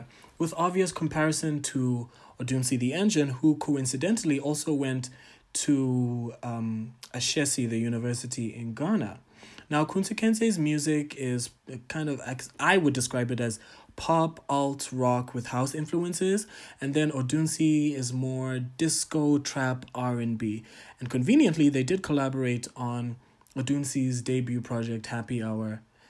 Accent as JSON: {"language": "English", "country": "Tanzania", "said": "But shout out to my home country, Tanzania."}